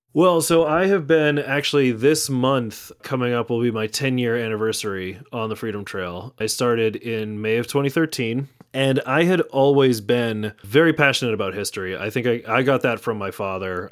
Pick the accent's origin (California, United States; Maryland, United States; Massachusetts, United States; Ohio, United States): Massachusetts, United States; Natick; also born or lived in Somerville; now in Malden, United States; both Amanda and I grew up in Natick all our lives. Uh, so yeah, that's where I spent the first twenty years of my life was in Natick